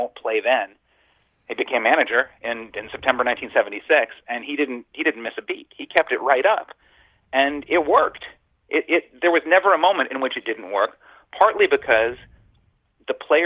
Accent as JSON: {"language": "English", "town": "San Francisco", "region": "California", "country": "United States", "tie": "born or raised there", "said": "I was raised in San Francisco in the Bay Area as a Giants fan"}